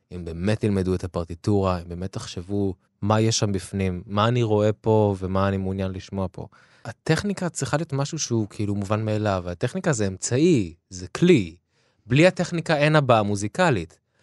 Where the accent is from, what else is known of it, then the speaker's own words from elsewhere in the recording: Israel; למקום שבו גדלתי, לקהילה הישראלית